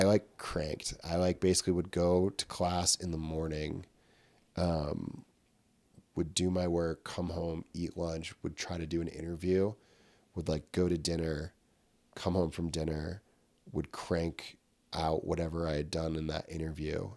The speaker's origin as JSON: {"language": "English", "town": "Glens Falls", "region": "New York", "country": "United States", "tie": "born or raised there", "said": "I was born in Glens Falls, New York, um, and I am part of, like, a multi-generational family that has lived in the Glens Falls, Queensbury, Lake George area of upstate New York"}